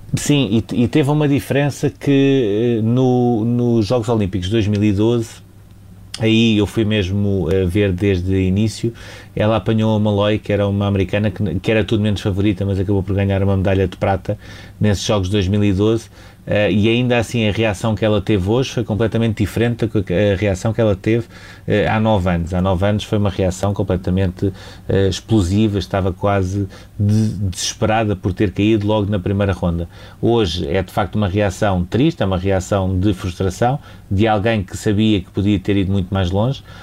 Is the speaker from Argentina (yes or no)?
no; Portugal; como jornalista, mas também como português